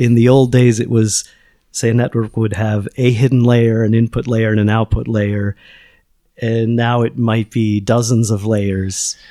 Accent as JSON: {"language": "English", "country": "United States", "moved": "as an adult", "lives_now": "Lisbon, Portugal", "said": "I'm an American"}